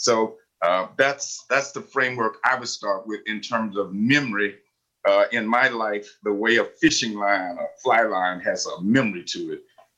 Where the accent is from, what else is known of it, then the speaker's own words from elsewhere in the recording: Harlan, Kentucky, United States; moved away; I grew up in Eastern Kentucky, doing what you might call the days of rigid segregation.